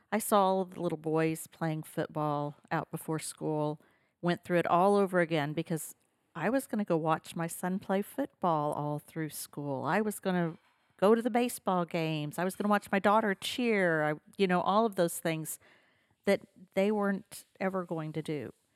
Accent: Henryetta, Oklahoma, United States; now in Stillwater, United States; I grew up in Henrietta, Oklahoma, which is an hour south of Tulsa.

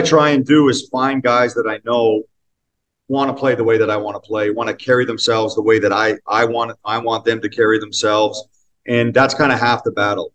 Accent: Northern Ontario, Canada; I grew up in Northern Ontario

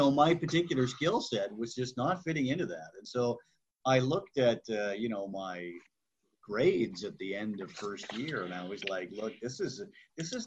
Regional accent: Burlington, Ontario, Canada; I grew up in Burlington, Ontario, not that far from Toronto

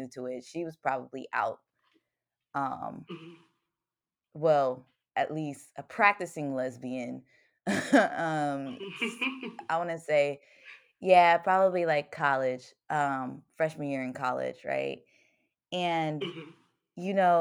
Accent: Virginia, United States; moved away as an adult; also born or lived in Baltimore area; I grew up in Virginia

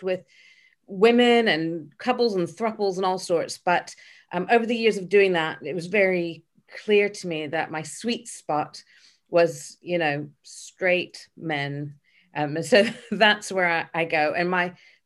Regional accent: Memphis, Tennessee, United States; moved away as an adult; also born or lived in Dallas, Texas; now in United Kingdom; I was born in Dallas, but I was raised in Memphis.

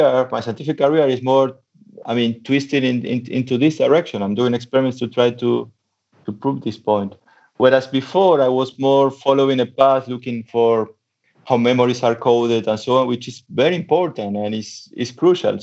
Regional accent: Argentina; moved away as an adult; also born or lived in Germany / United States; now in Leicester, United Kingdom; I'm from Argentina. So I started studying physics in Argentina

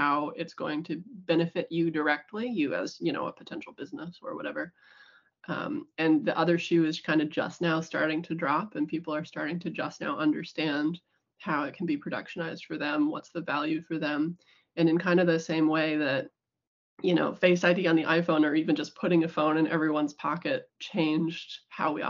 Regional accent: United States; moved away as an adult; now in New Zealand; I'm American. Moved here right after I graduated

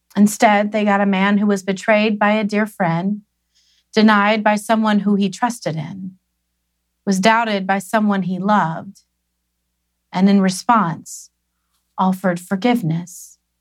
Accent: Tennessee, United States; growing up in Tennessee

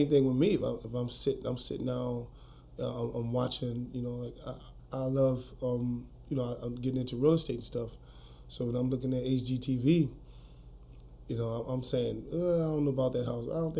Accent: New Orleans, Louisiana, United States; moved away as an adult; now in Colorado, United States; I grew up in New Orleans, Louisiana, uptown, Third Ward, Melfamine Projects. I was born in New Orleans in 1981, Charity Hospital.

